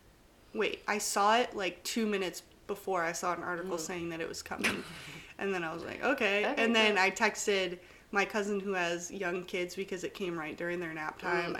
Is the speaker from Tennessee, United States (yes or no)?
yes; East Tennessee, United States; I grew up in East Tennessee.